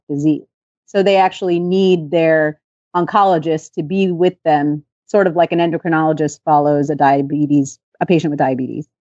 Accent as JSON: {"language": "English", "area": "just outside of Los Angeles", "region": "California", "country": "United States", "tie": "born or raised there", "said": "I grew up in California, just outside of Los Angeles in the eighties and nineties."}